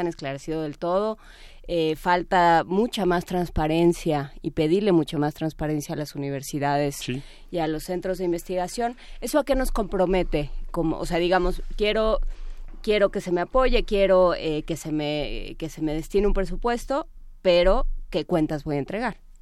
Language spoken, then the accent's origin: Spanish; Mexico; nos afecta en México y que tenemos que resolver como mexicanos